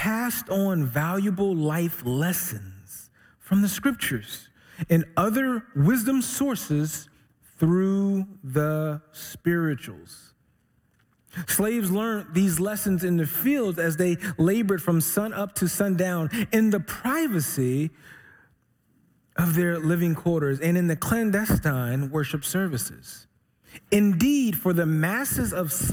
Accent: Philadelphia, Pennsylvania, United States; moved away as an adult; I'm originally from Philly.

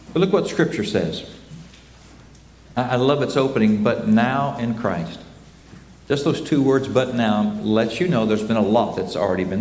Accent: United States; Both of us growing up in Oklahoma and Texas

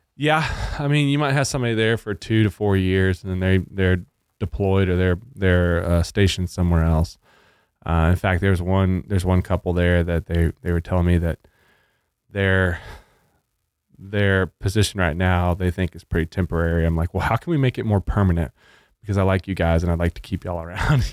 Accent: Arkansas, United States; now in Texas, United States; I grew up in Arkansas

